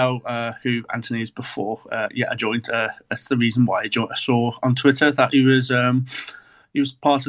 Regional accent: Liverpool, North West England, United Kingdom; I'm from Liverpool in the UK.

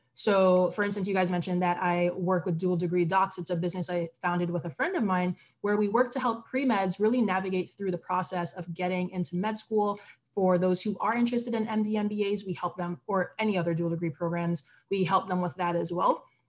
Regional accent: Barbados; also born or lived in United States / Trinidad and Tobago (roots); now in Philadelphia, United States; I'm originally from the Caribbean. I was born in Barbados and I also have Trinidadian and Tobagonian roots. Um, and I share that just because for me, the Caribbean is home, even though I've lived in the US for the majority of my life.

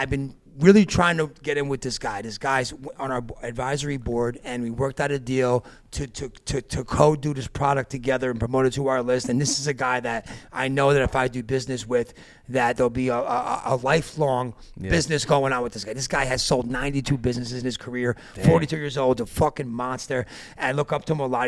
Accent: East Coast, United States; moved away as an adult; I'm from the East Coast. I moved out here 4 years ago.

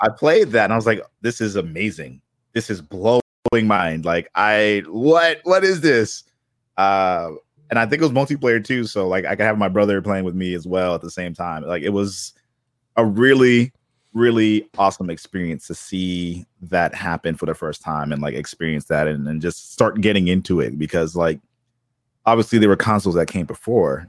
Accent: Boston, Massachusetts, United States; I grew up in Boston

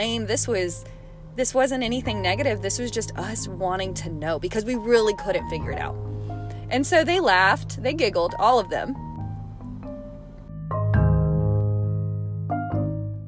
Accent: United States; I came from America

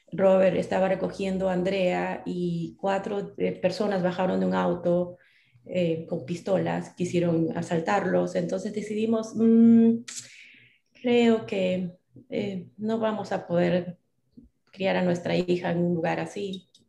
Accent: Trujillo, La Libertad, Peru; moved away as an adult; also born or lived in Arequipa, Peru; now in California, United States; yo soy peruana. Yo nací en las montañas de Perú, en, en Arequipa específicamente. Em, pero muy pequeña, mis padres eh, se mudaron a, Trujillo, que es el norte, es la costa. Em, estudié, viví muchos años de mi juventud en la costa, en Trujillo

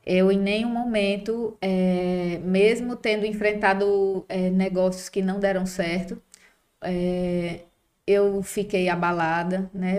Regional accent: Mossoró, Rio Grande do Norte, Brazil; sou de Mossoró

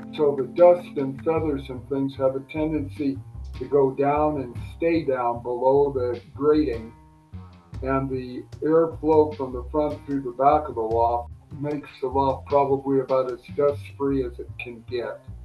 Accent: Burbank, California, United States; I was very fortunate to grow up in Southern California where there were lots of outstanding pigeon breeders that lived very close to where I grew up in Burbank, uh, California.

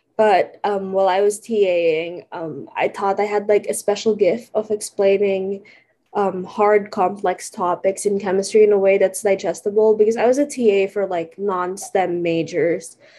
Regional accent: California, United States; also born or lived in Philippines; I'm from California

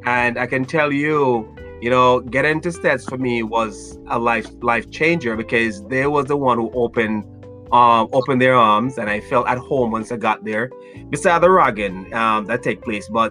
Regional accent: Brucefield, Saint Elizabeth, Jamaica; moved away as an adult; now in United States; I'm from a place called Brucefield

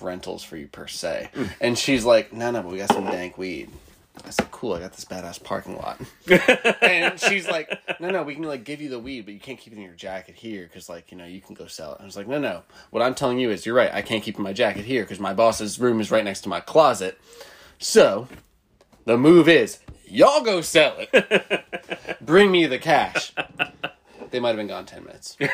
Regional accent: New Jersey, United States; I grew up in North Jersey

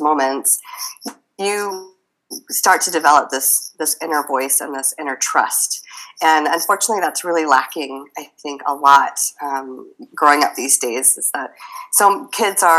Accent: Midwest, United States; I grew up in the Midwest

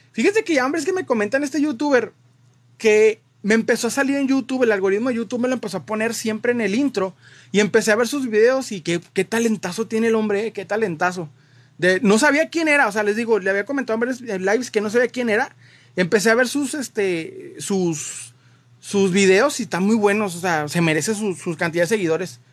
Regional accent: Mexico; nosotros como latinoamericanos, como mexicanos, para ser más específico

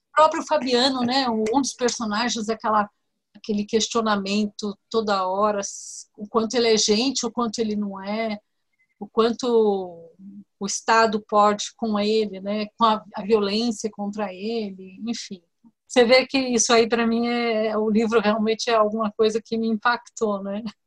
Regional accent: São Paulo, Brazil; Eu sou de São Paulo, aqui no estado de São Paulo

